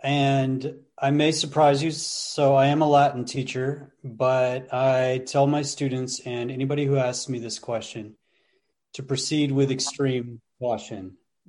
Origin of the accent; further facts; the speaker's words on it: England, United Kingdom; born there; also born or lived in Netherlands; I grew up in Europe. I was born in England, and my parents were either in the military or missionaries to the military for 2 decades.